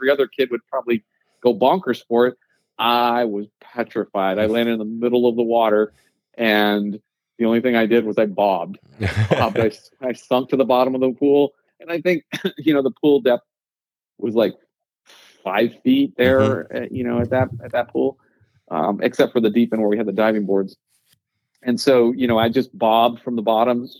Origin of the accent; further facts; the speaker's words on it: Central Texas, United States; I was born and raised here in Central Texas